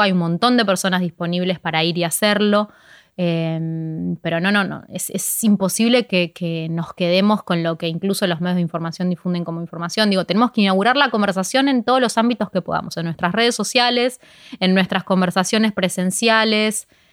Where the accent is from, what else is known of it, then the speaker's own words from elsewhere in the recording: Ciudad Evita, Buenos Aires Province, Argentina; empecé justo en Ciudad de Vita, que es de donde yo soy